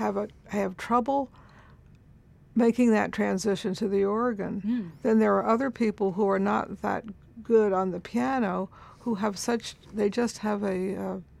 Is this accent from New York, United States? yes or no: yes; Oyster Bay, New York, United States; I grew up in Oyster Bay, Long Island.